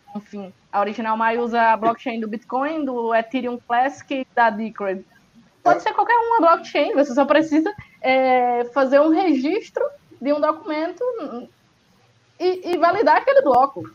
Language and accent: Portuguese; Northeast Brazil, Brazil; eu que sou do Nordeste, do interior do Nordeste